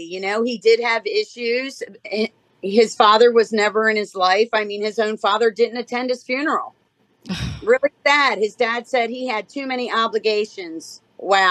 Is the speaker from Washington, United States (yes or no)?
no; Baltimore, Maryland, United States; I'm from Baltimore, Maryland.